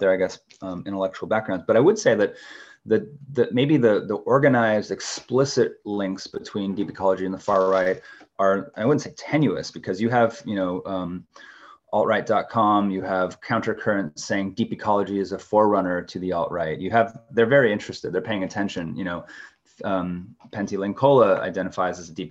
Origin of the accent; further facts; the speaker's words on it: Pacific Northwest, United States; growing up in the Pacific Northwest